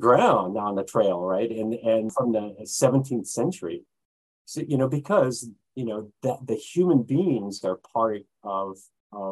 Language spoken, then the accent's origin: English; California, United States; now in Japan; California, my hometown is historical or was historical